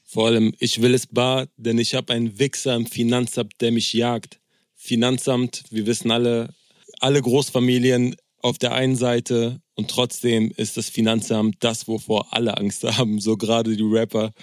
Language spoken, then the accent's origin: German; Berlin, Germany; als Berliner